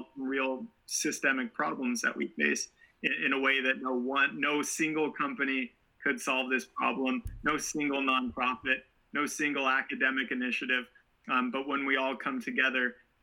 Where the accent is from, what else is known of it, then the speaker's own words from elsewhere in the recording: Portland, Oregon, United States; I grew up in Portland, so we didn't have waves right nearby, but we spent a lot of time on the coast.